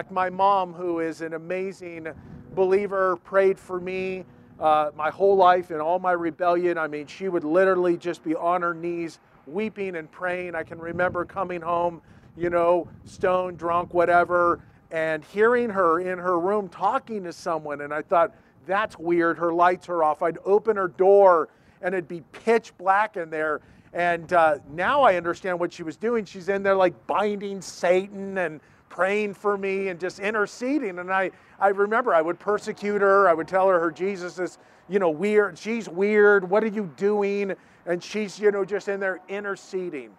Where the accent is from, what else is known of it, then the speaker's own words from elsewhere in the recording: Yorba Linda, California, United States; I was born in Yorba Linda. It's a city in Orange County. It's like 25 minutes from Disneyland, okay? Born and raised there.